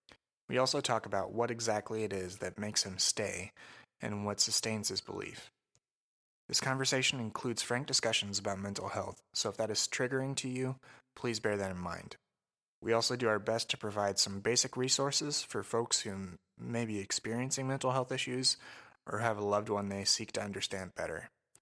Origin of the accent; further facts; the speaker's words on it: Crawfordsville, Indiana, United States; I grew up in Crawfordsville, Indiana, which is a central Indiana, and I imagine it was fairly similar. That town was about 16,000 people, small. There was a mix of farming